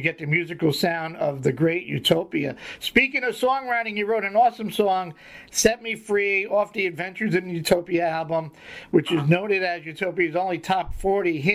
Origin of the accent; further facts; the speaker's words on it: New York City, New York, United States; Growing up in the Bronx